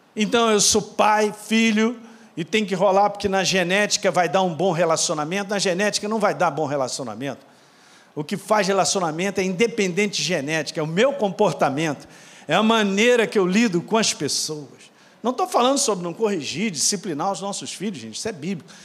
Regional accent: Minas Gerais, Brazil; eu sou de Minas

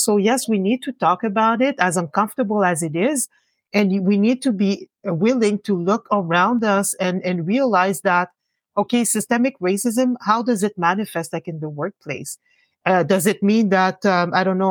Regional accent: Gatineau, Quebec, Canada; also born or lived in Montreal; I was born in Montreal, but uh, my parents did not want to stay uh, hmm. too long in Montreal. So they decided to um, establish uh, themselves um, in Hull. So that's where I grew up.

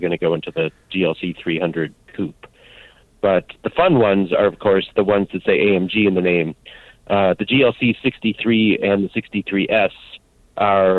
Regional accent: Chicago, Illinois, United States; I grew up in Chicago area

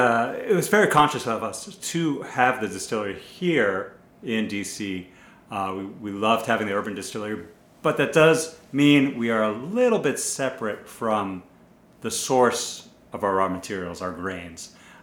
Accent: Boston, Massachusetts, United States; moved away as an adult; also born or lived in San Francisco; now in Washington, D.C., United States; I was born in Boston.

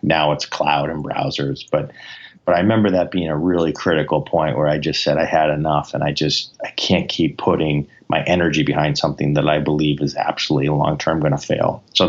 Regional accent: New England, United States; I mean, obviously, we are from New England, and a lot of us are Patriots fans

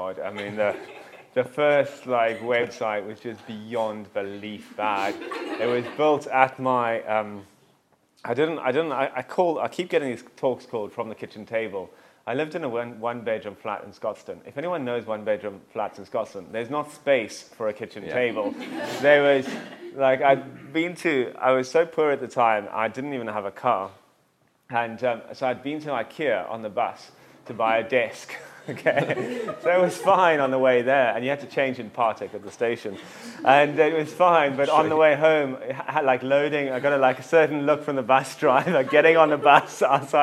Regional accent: Cape Town, Western Cape, South Africa; moved away as an adult; also born or lived in London; now in Scotland, United Kingdom; I grew up just across the road in this lovely place called Cape Town, South Africa

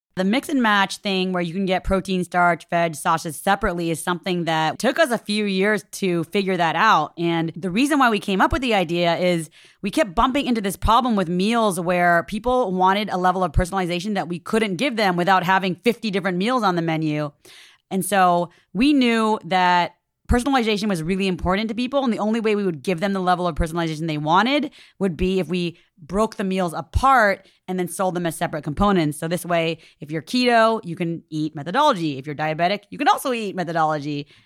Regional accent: Orange County, Southern California, United States; I grew up in Orange County in Southern California in the Little Saigon area

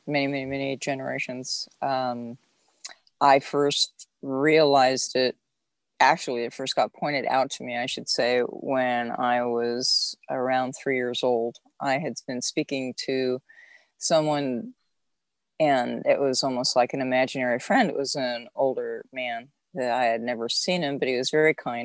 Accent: Southern California, United States; I am actually born and raised in Southern California. So I'm a beach girl, actually.

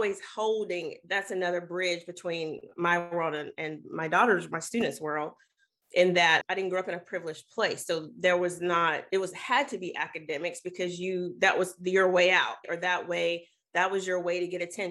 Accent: the South, United States; I'm from the South. I grew up in a very racialized culture and space

